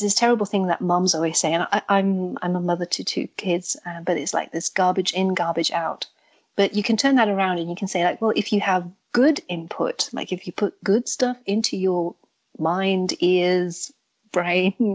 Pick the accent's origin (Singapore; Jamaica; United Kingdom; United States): United Kingdom; England; now in Germany; I grew up in England, which is where the accent comes from, but I'm now in Germany